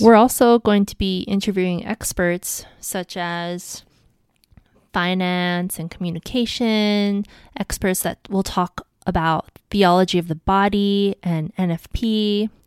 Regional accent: Honolulu, Hawaii, United States; I'm from Hawaii, Honolulu, to be exact.

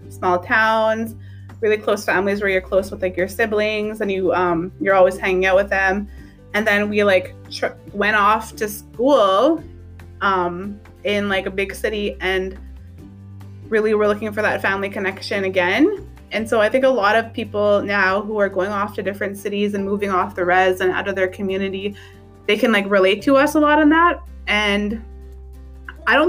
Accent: Sault Ste. Marie, Ontario, Canada; moved away as an adult; also born or lived in Garden River First Nation; now in Toronto, Canada; I come from Garden River First Nation. I grew up in Sault Ste. Marie

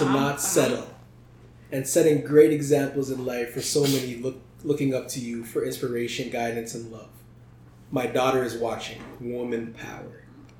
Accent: Canada; we're Canadian

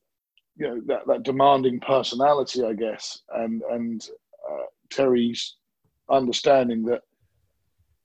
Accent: Ipswich, East of England, United Kingdom; I get to raise my family where I grew up, which is this beautiful countryside town

